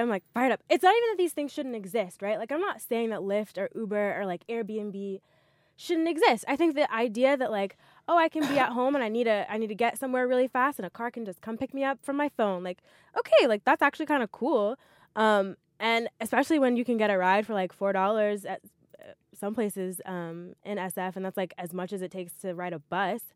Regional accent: Montgomery, Alabama, United States; moved away; I'm from Montgomery, Alabama

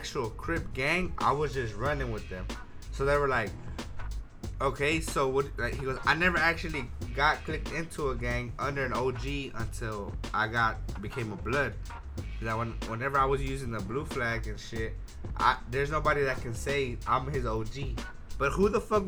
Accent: Houston, Texas, United States; I'm from Houston

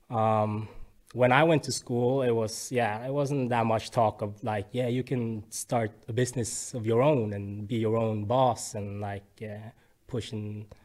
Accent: Bergen, Vestland, Norway; I'm born and raised in Bergen.

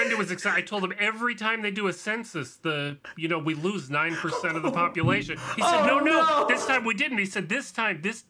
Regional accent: Scranton, Pennsylvania, United States; I grew up in a dying coal mining town in Pennsylvania.

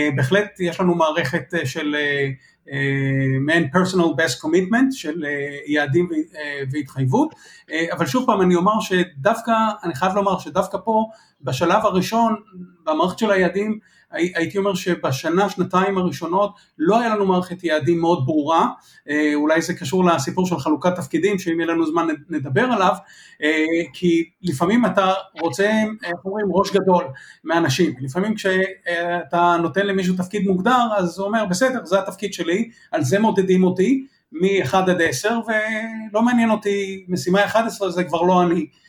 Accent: Israel

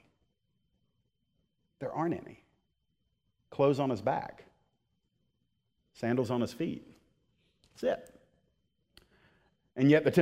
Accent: United States

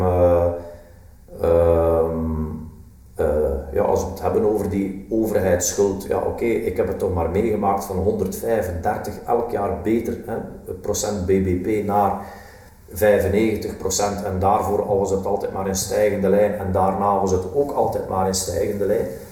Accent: West Flanders, Belgium; ik ben een West-Vlaming

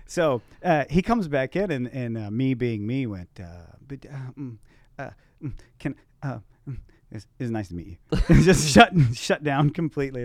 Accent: Texas, United States; I'm from Texas

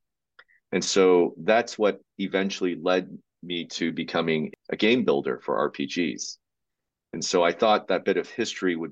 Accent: Uijeongbu, Gyeonggi Province, South Korea; moved away; I grew up in South Korea and in a very, very modest area of town called Wijeonbu, which was directly across from a military base

